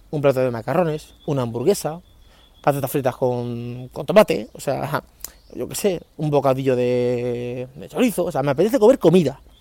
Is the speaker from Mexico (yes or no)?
no; Leganés, Community of Madrid, Spain; me crié en San Nicasio, sí, bueno, yo viví en Leganés hasta los 15 años y me crié en un barrio que se llamaba San Nicasio, que es un barrio humilde, un barrio obrero de, Leganés